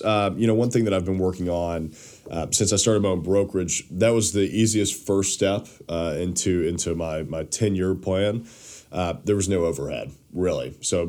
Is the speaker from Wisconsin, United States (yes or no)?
no; Nashville, Tennessee, United States; also born or lived in Knoxville; I grew up in Nashville